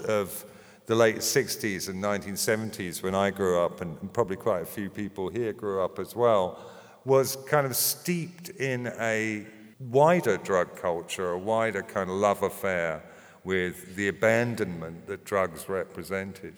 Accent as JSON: {"language": "English", "region": "London", "country": "United Kingdom", "tie": "born or raised there", "said": "at Christ College, Finchley, a really good grammar school"}